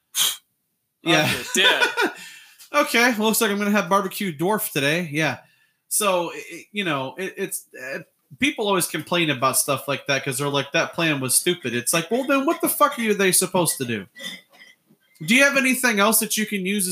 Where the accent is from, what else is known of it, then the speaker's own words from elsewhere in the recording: United States; we're from America. We're not that good with accents